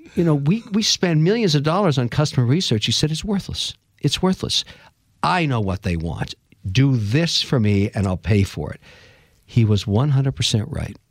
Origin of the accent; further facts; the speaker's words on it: Montreal, Quebec, Canada; I was born in Montreal, Canada, of, uh, Irish father, Lebanese mother